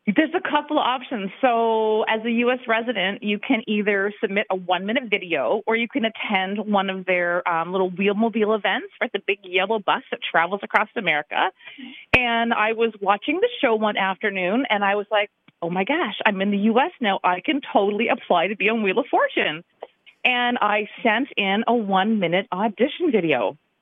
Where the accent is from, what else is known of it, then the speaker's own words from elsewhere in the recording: London, Ontario, Canada; moved away as an adult; now in Grand Rapids, United States; I am from Canada, from London, Ontario